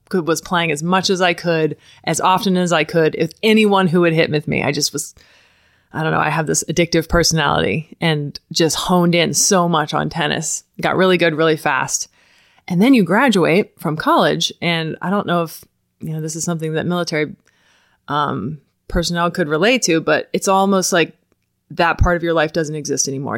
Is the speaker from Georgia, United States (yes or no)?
no; Ocala, Florida, United States; I grew up here in Ocala